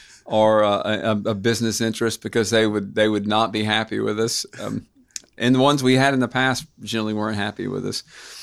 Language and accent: English; Knoxville, Tennessee, United States; born there; I was born in St. Mary's.